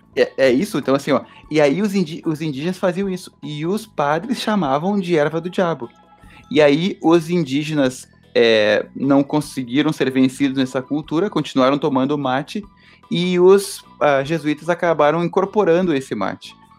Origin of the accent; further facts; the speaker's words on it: Rio Grande do Sul, Brazil; nós gaúchos